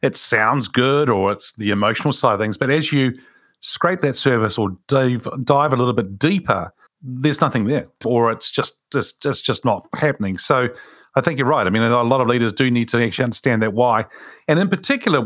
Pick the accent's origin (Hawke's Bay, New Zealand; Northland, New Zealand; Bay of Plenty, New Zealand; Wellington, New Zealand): Wellington, New Zealand; Wilberforce is a street that I grew up in Wilberforce Street in Wellington